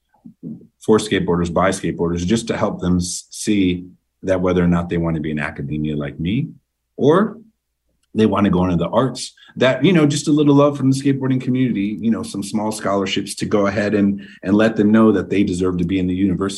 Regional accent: Massachusetts, United States; That's something I saw in my time growing up in Massachusetts with skateboarding.

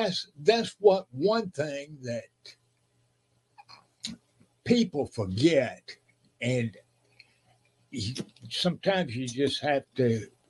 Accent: Enterprise, Alabama, United States; Enterprise, my hometown

